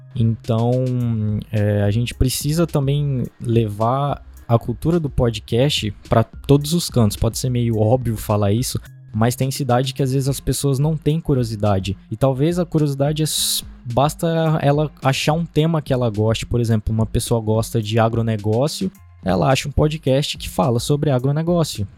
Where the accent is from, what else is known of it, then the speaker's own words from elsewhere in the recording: Diamantino, Mato Grosso, Brazil; eu sou de, da cidade de Diamantino.